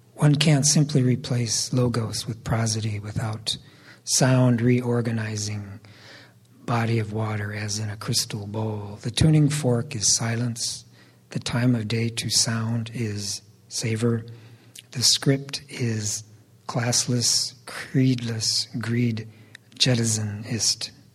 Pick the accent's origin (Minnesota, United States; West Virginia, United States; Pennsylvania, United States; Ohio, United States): Minnesota, United States; Austin; The U.S. Army occupied my hometown for about four months